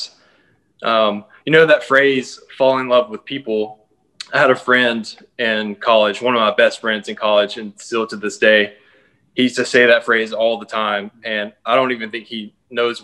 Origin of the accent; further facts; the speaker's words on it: Columbus, Mississippi, United States; moved away as an adult; now in Atlanta, United States; I moved from Mississippi, where I grew up in a small town called Columbus, to Atlanta